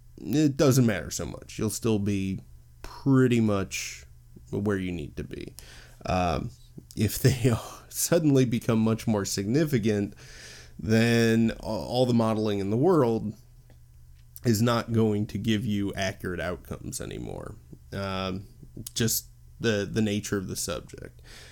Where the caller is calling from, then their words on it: Illinois, United States; I'm recording from the U.S., specifically the Chicagoland area.